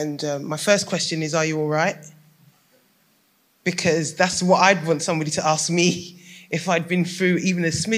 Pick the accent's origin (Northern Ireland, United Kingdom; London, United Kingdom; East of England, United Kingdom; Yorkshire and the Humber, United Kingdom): London, United Kingdom; I'm from Tottenham. My mum still lives in Tottenham, Radley Road.